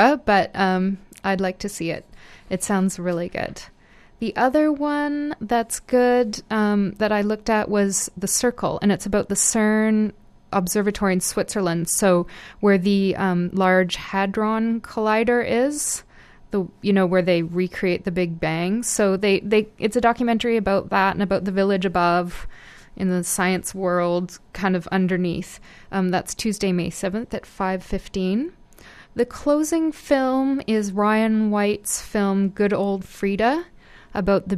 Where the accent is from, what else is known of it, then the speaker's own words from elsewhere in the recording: Guelph, Ontario, Canada; where I'm from. So I grew up in Guelph.